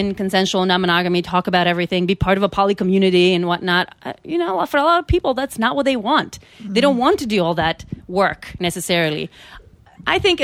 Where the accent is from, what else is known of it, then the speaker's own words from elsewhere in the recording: North Macedonia; I'm from Macedonia